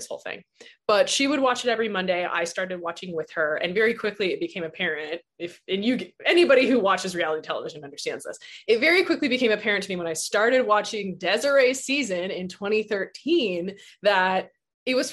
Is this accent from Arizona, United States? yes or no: yes; Tucson, Arizona, United States; moved away as an adult; also born or lived in New Orleans; So I'm from Tucson. I live here now.